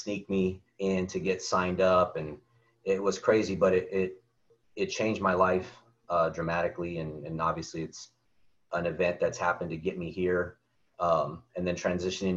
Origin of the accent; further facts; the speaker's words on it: Texas, United States; moved away as an adult; now in California, United States; just definitely a buy-in family community feeling growing up in Texas and playing sports in general